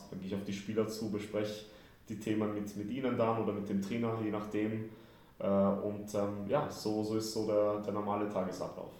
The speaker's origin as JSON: {"language": "German", "region": "Vienna", "country": "Austria", "tie": "born or raised there", "also_born_or_lived": "Kraków, Poland", "moved": "as an adult", "lives_now": "Frankfurt, Germany", "said": "Aber ich bin schon im Alter von zwei nach Wien gezogen mit der Familie damals habe da über 30 Jahre gelebt"}